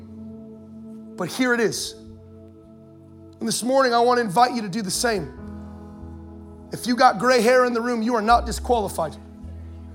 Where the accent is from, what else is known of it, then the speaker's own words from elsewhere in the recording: Anaheim, California, United States; I was born in Anaheim, California